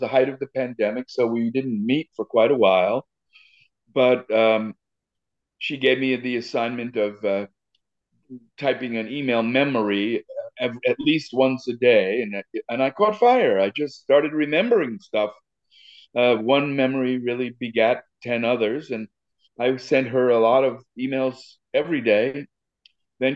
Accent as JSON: {"language": "English", "town": "New York City", "region": "New York", "country": "United States", "tie": "born or raised there", "said": "I grew up in Riverdale in the Bronx"}